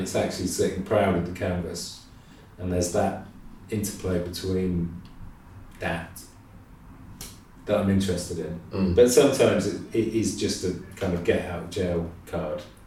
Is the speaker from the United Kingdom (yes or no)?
yes; Midlands, United Kingdom; moved away as an adult; also born or lived in Nottingham / Cheltenham; now in London, United Kingdom; My parents are from, well, my mum's from London, my dad's from Reading, but I grew up in the Midlands